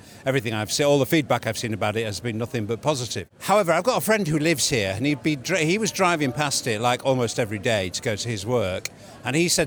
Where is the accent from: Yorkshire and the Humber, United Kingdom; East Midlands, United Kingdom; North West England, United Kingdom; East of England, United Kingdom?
Yorkshire and the Humber, United Kingdom; Harrogate; I'm from Harrogate. I know what this building was like before.